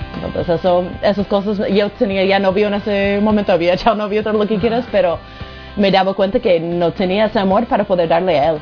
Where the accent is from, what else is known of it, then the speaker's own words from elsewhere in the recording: United States; moved away; soy de Estados Unidos